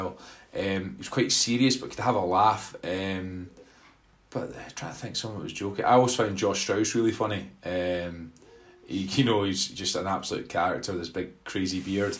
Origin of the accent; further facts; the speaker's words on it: Glasgow, Scotland, United Kingdom; I was born and bred in Glasgow